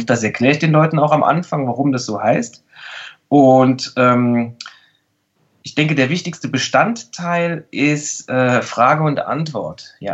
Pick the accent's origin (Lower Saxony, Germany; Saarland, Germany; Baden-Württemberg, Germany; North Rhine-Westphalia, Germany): Saarland, Germany; dass ich in einem sehr, sehr kleinen Bundesland aufgewachsen bin. Ich komme ja aus dem Saarland.